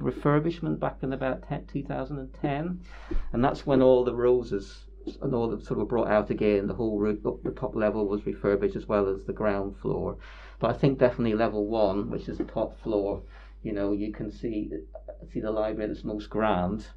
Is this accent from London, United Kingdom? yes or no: no; Bangor, Northern Ireland, United Kingdom; now in Northampton, United Kingdom; I come from Bangor in Northern Ireland.